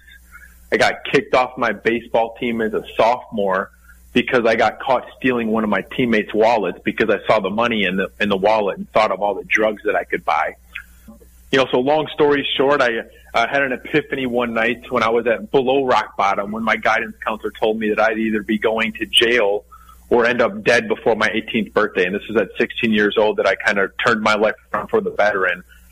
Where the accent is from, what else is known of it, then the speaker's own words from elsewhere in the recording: Darien, Illinois, United States; also born or lived in Indiana; I was born in Darien, Illinois, which is a suburb of Chicago, Illinois